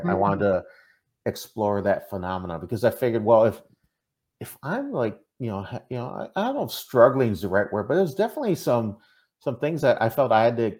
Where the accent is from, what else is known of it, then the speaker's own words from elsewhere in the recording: Minnesota, United States; accent: Minnesota; also born or lived in Lubbock, Texas; I was born in Lubbock, Texas, so up by the Panhandle. So that's why I say, soy Tejano. I am a Texan. But even though I was born in Texas, you know, I don't know if you know this. I grew up in Minnesota. I still got that Minnesota accent.